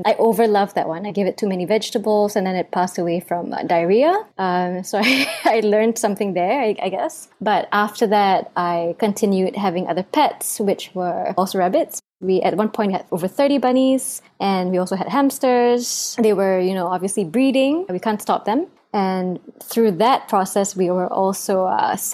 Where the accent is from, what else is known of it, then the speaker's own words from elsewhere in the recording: Singapore; I was born and raised in Singapore